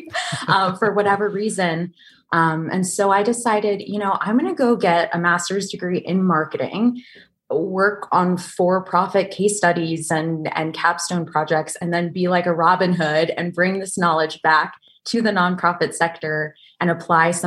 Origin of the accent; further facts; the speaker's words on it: Maple Corner, Vermont, United States; moved away; the quaint little village of Maple Corner, Vermont